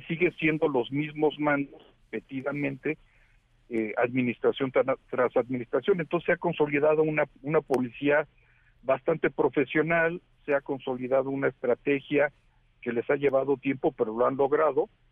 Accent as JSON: {"language": "Spanish", "country": "Mexico"}